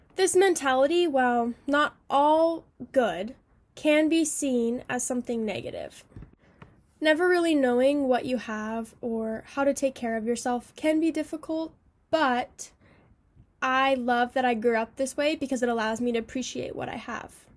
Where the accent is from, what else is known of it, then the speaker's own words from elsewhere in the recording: California, United States; Being born and raised in California